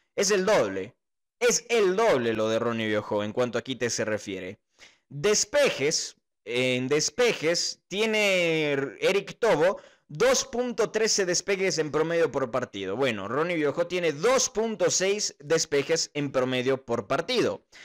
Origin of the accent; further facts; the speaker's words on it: Cuenca, Azuay, Ecuador; Soy de Cuenca, trabajo en una radio local